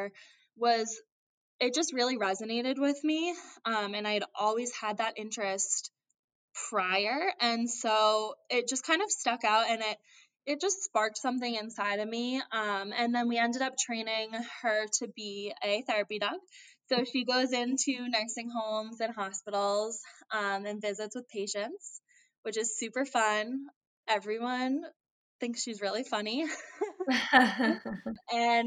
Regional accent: Andover, Massachusetts, United States; I am from Andover, Massachusetts, which is a little bit north of Boston

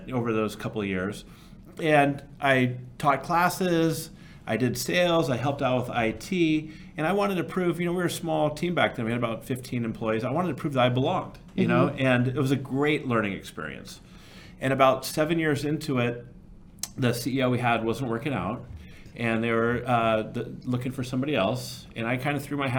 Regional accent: Burlingame, California, United States; now in Sausalito, United States; I grew up in the San Francisco Bay Area in a town called Burlingame

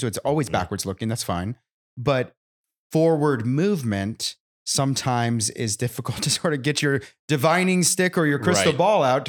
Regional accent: California, United States; now in Nashville, United States; I come originally from California, where the market didn't play by the same rules as everybody other state.

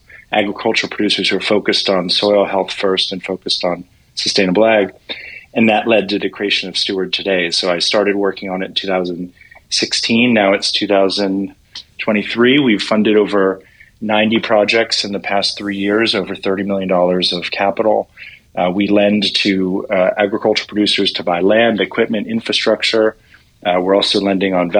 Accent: Washington, District of Columbia, United States; I grew up in Washington, D.C. in a commercial real estate family

